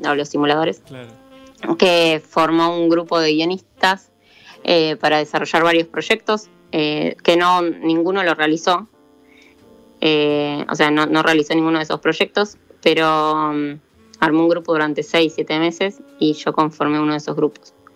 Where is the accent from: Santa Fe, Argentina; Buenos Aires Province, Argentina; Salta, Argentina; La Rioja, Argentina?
La Rioja, Argentina; Chilecito; now in Buenos Aires, Argentina; soy de La Rioja, de Chilecito